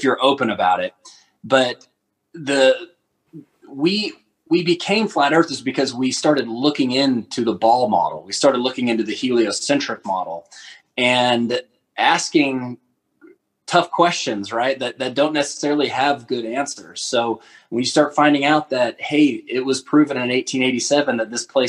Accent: Fort Worth, Texas, United States; now in Alberta, Canada; I'm from Fort Worth, Texas, originally. I now live in Alberta, Canada

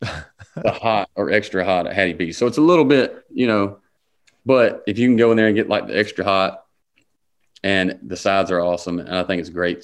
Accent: Harlem, Georgia, United States; I'm from Harlem, Georgia

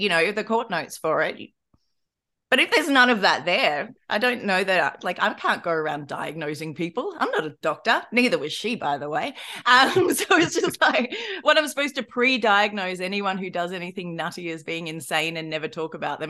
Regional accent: Australia; I'm Australian.

